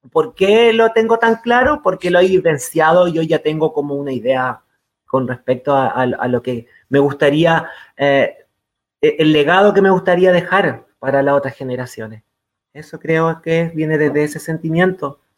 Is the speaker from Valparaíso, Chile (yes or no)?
yes; San Felipe, Valparaíso, Chile; estoy viviendo en el campo y soy del campo de San Felipe, de Yayay, de Catemu, de, eh, de los Andes